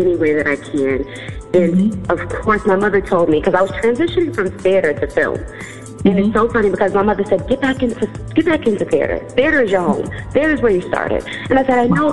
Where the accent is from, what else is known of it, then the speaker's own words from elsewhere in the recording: New York City, New York, United States; I am originally from New York, born and raised Queens, New York